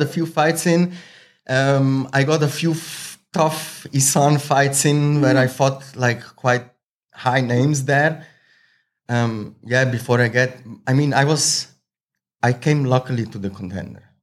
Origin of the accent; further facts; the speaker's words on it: Zurich, Switzerland; English is a second language; now in Thailand; I'm original from Slovenia, Croatia mix, um, but raised in Switzerland. So I grow up most of the time in Switzerland. I'm born in Switzerland.